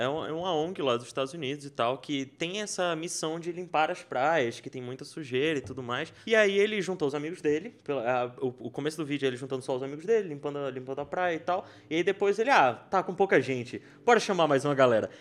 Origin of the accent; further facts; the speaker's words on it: Brazil; sou do Brasil